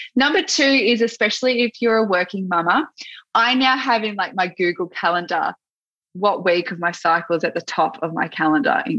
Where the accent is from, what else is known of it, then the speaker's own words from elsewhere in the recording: Gippsland, Victoria, Australia; moved away; I'm from Gippsland